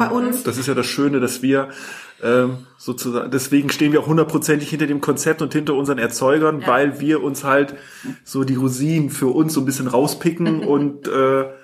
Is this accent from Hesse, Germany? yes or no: yes; Hesse, Germany; now in Cologne, Germany; ich komme äh tatsächlich gar nicht aus Köln. Ich bin so wie du nach Köln emigriert. Ich komme aus Hessen, aus Nordhessen. Deswegen habe ich, äh, gut, wie man es nimmt, äh, keinen Akzent